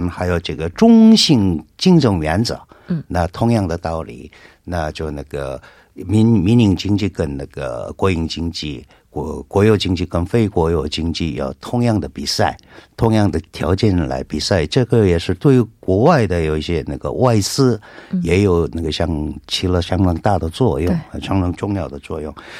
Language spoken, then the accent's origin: Chinese; South Korea; Chinese is a second language; 我那个在韩国土生长大的啊，那今天头一次看到这个这么严重的情况